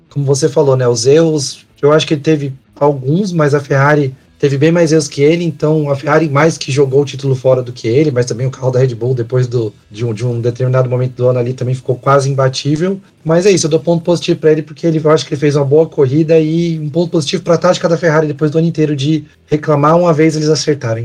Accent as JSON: {"language": "Portuguese", "country": "Brazil", "said": "a gente é brasileiro"}